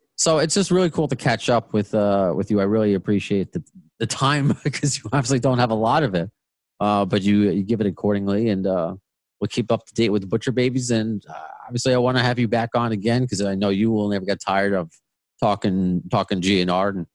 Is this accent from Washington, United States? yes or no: no; Long Island, New York, United States; accent: Long Island; moved away as an adult; now in Queens, United States; I moved to to Queens from Long Island in September. I don't know if you can hear it. Long Island is my accent.